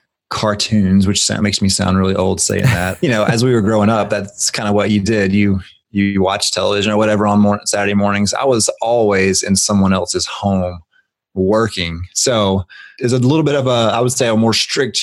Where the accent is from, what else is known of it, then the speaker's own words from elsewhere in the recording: Griffin, Georgia, United States; now in Atlanta, United States; I was born and raised in Griffin, Georgia, which is a small town about an hour south of Atlanta, Georgia